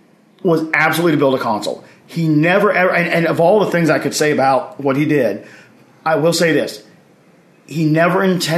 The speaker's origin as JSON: {"language": "English", "town": "Oxford", "region": "Mississippi", "country": "United States", "tie": "born or raised there", "said": "And I was, you know, born and raised in Oxford, Mississippi, not too far away."}